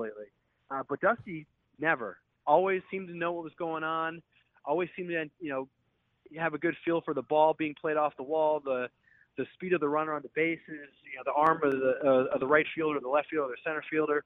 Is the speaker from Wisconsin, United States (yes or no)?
yes; Milwaukee, Wisconsin, United States; I grew up in Milwaukee